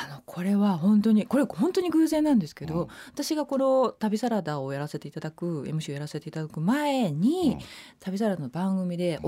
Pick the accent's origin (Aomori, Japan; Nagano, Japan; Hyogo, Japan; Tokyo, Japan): Hyogo, Japan; Kawanishi; moved away as an adult; 私高校生まではいた